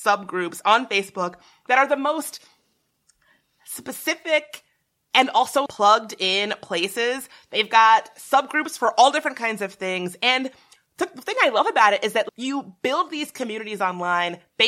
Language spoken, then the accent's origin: English; Virginia, United States; I grew up in the South, a pretty small town in Virginia